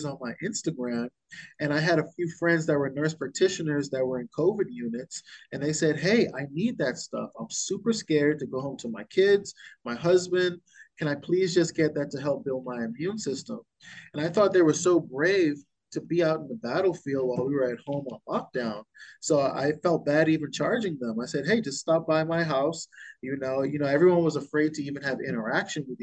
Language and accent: English; Bahamas; I was born and raised in the Bahamas